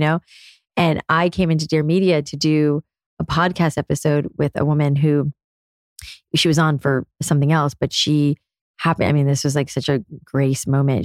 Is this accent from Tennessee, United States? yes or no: no; South Florida, United States; moved away as an adult; also born or lived in New York City; I was a curly haired girl growing up in South Florida